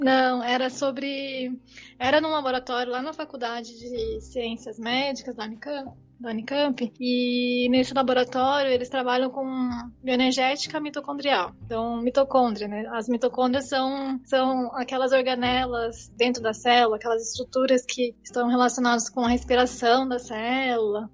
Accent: Mogi Mirim, São Paulo, Brazil; moved away as an adult; also born or lived in Campinas; eu nasci em São Paulo, mas fomos para o interior, né? Nós crescemos em Mojimirim

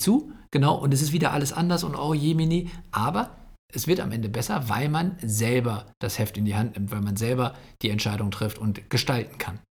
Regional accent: Bocholt, North Rhine-Westphalia, Germany; ich komme ja aus Bocholt

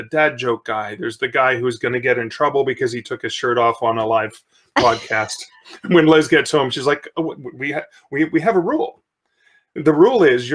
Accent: Sudbury, Ontario, Canada; I grew up in Sudbury, Ontario, which is in mid-northern Ontario.

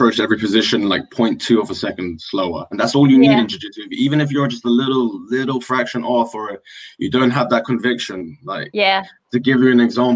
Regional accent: Wembley, London, United Kingdom; I'm from Wembley

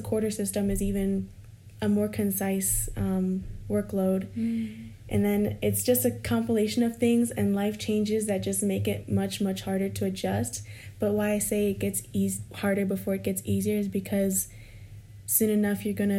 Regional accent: California, United States; also born or lived in Iowa; although I was going from California to Iowa, we had friends who are an hour and a half away from Iowa City who would come see me.

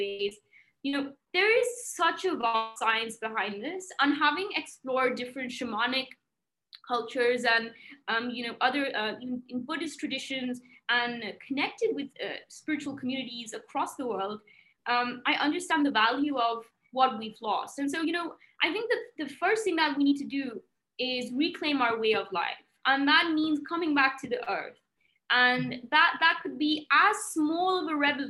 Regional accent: Manchester, North West England, United Kingdom; moved away; also born or lived in India; I grew up in England, I grew up in Manchester

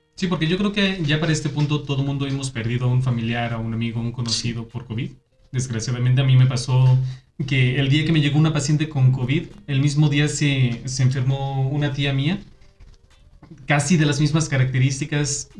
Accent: Aguascalientes, Mexico; moved away as an adult; Yo estuve viviendo fuera de, de aquí, de Aguascalientes, mucho tiempo cuando llegó la hora de hacer mi servicio, yo dije, yo quiero regresarme a mi tierra

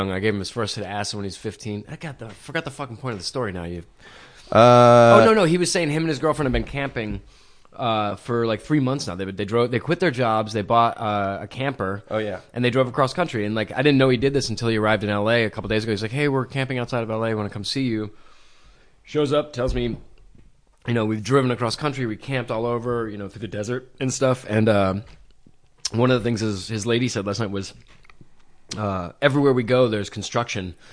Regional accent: Ireland; I'm Irish and like I, fucking I can only drink.

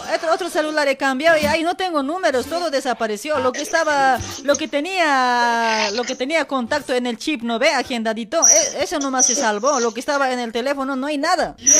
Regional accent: Luribay, La Paz, Bolivia; now in Buenos Aires, Argentina; para mi pueblito de Asamo, para Luribay

